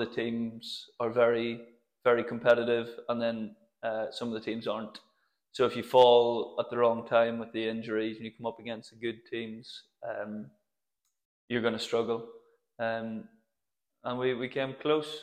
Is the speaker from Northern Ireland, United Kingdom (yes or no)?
yes; Fermanagh, Northern Ireland, United Kingdom; now in London, United Kingdom; I'm from Fermanagh, the far west of Northern Ireland.